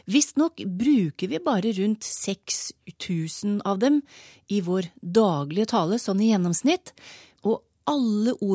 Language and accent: Norwegian; Voss, Vestland, Norway; accent: Vossamål; Jeg har Vossamål.